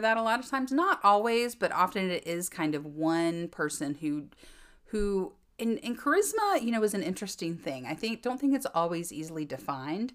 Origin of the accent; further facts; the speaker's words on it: Fraser fir capital of the world, North Carolina, United States; moved away as an adult; I am from the Fraser fir capital of the world